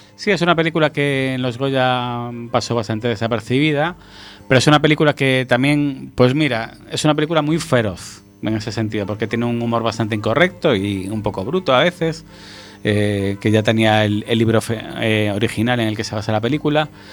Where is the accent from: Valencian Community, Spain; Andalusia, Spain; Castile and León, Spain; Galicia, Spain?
Galicia, Spain; nosotros que somos gallegos